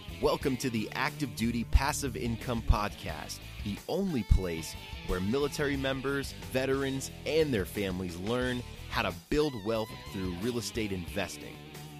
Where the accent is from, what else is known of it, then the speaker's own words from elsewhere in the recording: Virginia, United States; I'm actually from Virginia, but I'm down in Florida right now. I'm heading to Miami.